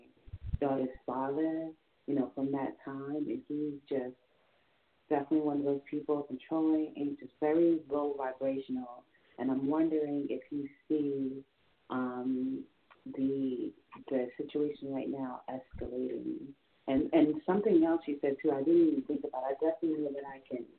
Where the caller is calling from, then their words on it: New York, United States; calling from New York.